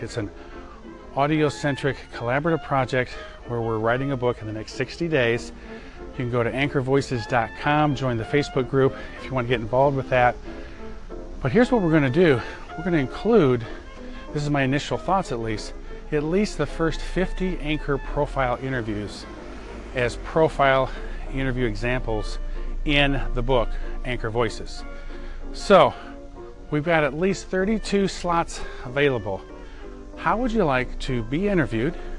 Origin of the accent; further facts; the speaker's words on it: near Chicago, Illinois, United States; I grew up near Chicago